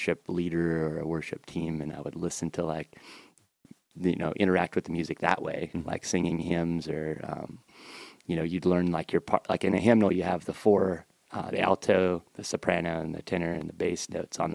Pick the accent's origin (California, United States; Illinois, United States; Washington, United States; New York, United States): Washington, United States; about an hour north of Seattle, rural Washington State, United States; In Texas or rural Washington State, about an hour north of Seattle